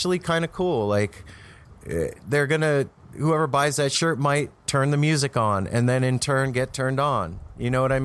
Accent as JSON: {"language": "English", "country": "United States", "tie": "born or raised there", "also_born_or_lived": "Las Vegas, Nevada / Los Angeles, California", "moved": "yes", "said": "I grew up in Vegas in L.A."}